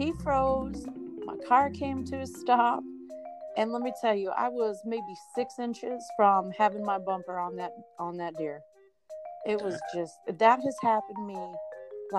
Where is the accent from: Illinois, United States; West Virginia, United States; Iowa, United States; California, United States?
California, United States; Southern; moved away; also born or lived in Texas; I was from Southern California